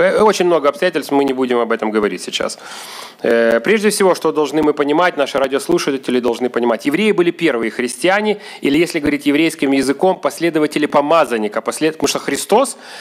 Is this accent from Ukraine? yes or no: yes; Odesa, Odesa Oblast, Ukraine; moved away as an adult; now in Kyiv, Ukraine; Я здесь родился в Одессе